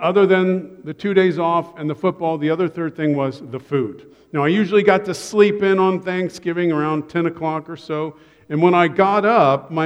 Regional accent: Columbus, Ohio, United States; I grew up in Columbus, Ohio

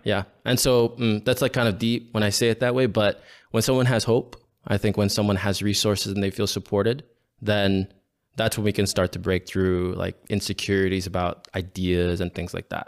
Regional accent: Honolulu, Hawaii, United States; I was born and raised here as a Hawaiian boy

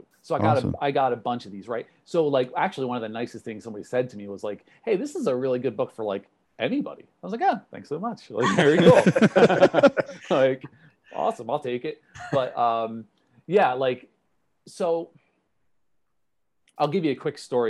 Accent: New Jersey, United States; I'm from New Jersey

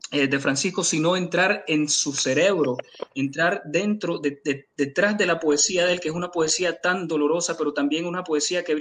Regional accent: Nicaragua; me tenía que incluir a mí mismo porque yo soy nicaragüense.

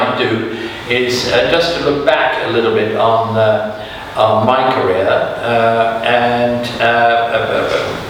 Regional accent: South Africa; moved away; also born or lived in Germany / United States; I was brought up for 7 years in South Africa. Before that, I was born in Germany.

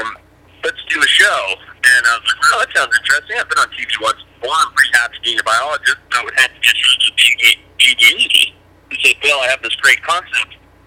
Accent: Zimbabwe; now in United States; I grew up in Southern Africa.

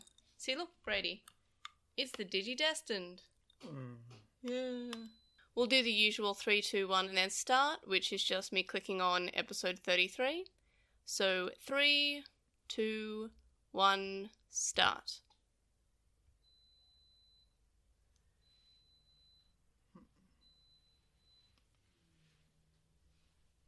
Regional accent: Australia; as an Australian

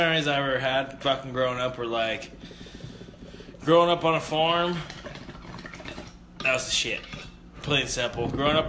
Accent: United States; Well, I'm an American.

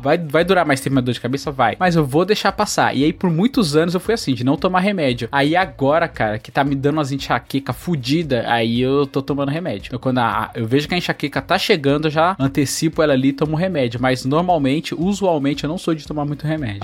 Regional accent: Bahia, Brazil; eu nasci na Bahia, e lá a maioria das pessoas assim eram pedreiras

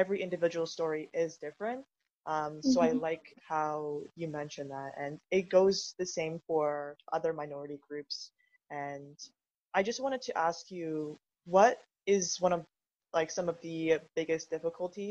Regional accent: Canada; I'm glad that I was born in Canada, but my parents had to come here

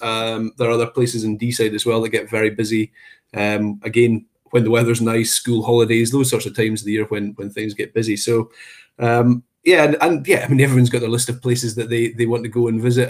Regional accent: Perthshire, Scotland, United Kingdom; also born or lived in Aberdeen; I'm originally from Perthshire, so Cairngorms were sort of on the doorstep

